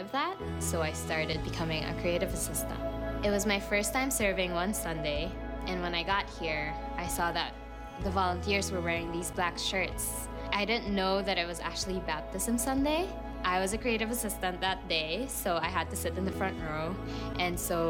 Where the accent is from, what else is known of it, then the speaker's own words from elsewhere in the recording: Philippines; moved away as an adult; now in Chicago, United States; Growing up in the Philippines, I grew up in the Catholic Church